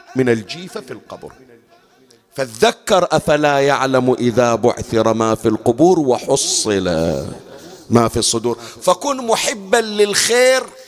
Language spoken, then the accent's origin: Arabic; Bahrain; من العادات اللي كانت عندنا بالبحرين